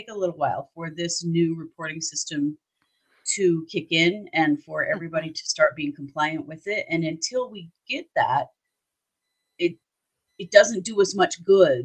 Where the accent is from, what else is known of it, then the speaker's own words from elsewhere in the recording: Idaho, United States; We are from Idaho